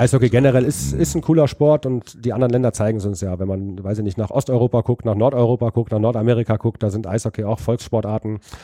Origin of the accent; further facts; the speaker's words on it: Düsseldorf, North Rhine-Westphalia, Germany; ich bin quasi an der Bremenstraße groß geworden